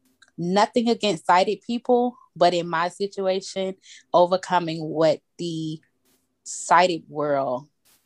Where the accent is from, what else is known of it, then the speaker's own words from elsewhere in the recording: Atlanta, Georgia, United States; born and raised in Atlanta, Georgia